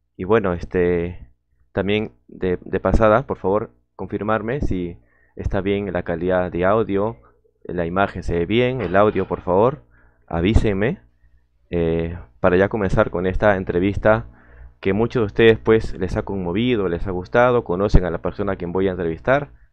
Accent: Peru; saludos de Lima, Perú también, uno, un compatriota

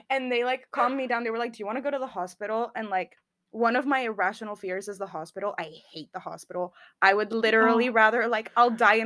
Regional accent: Spain; moved away as an adult; now in United Kingdom; I'm from Spain.

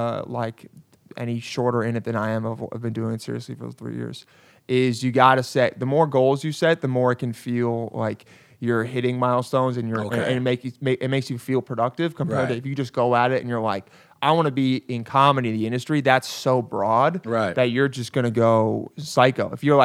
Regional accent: St. Louis, Missouri, United States; also born or lived in New York; No, don't disrespect me like that, man. I'm from St. Louis.

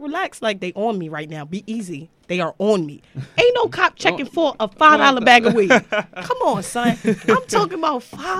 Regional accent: New York City, New York, United States; because I'm from RC Projects. I'm from Brooklyn.

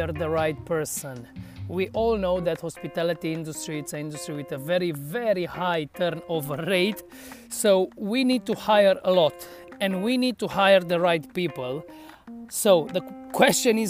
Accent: Cluj-Napoca, Cluj County, Romania; organized the Untold Festival in my hometown

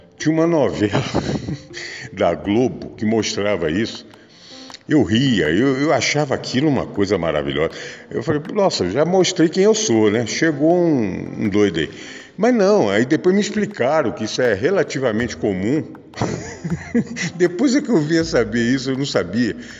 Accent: Rio de Janeiro, Brazil; Eu eu sou natural do Rio de Janeiro, nasci em Jacarepaguá, no Rio de Janeiro, em casa.

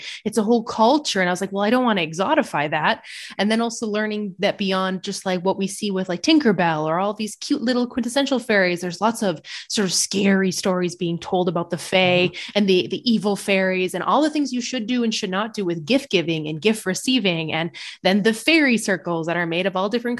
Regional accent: United States; moved away as an adult; I'm an American, but I moved back here to kind of find my roots

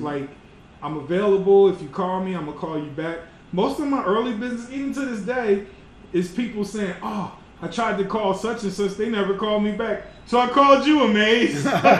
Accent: Philadelphia, Pennsylvania, United States; Because I was from Philly, Delaware. I didn't have that.

